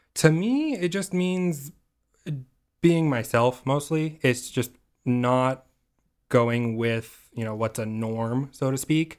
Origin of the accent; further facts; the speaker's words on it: Simi Valley, California, United States; originally I'm from this tiny little town on the edge of L A and Ventura County called Simi Valley